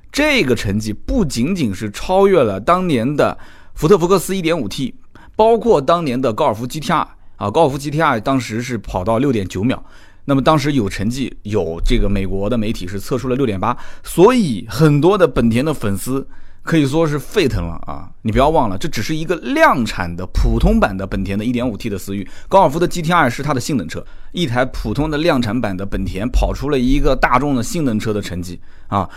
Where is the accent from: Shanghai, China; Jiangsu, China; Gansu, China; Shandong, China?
Jiangsu, China; Nanjing; 我是土生土长的南京人